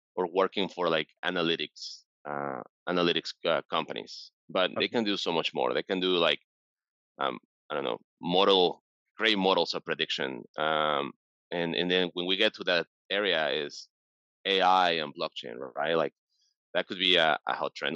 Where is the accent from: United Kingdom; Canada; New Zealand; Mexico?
Mexico; Mexico City; now in San Francisco, United States; I'm originally from Mexico City